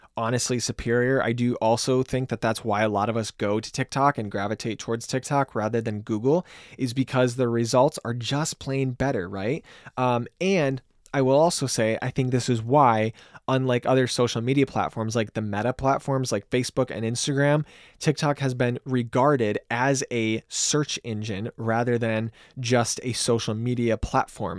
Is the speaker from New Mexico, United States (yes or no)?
no; Grand Rapids, Michigan, United States; I'm from Grand Rapids, Michigan.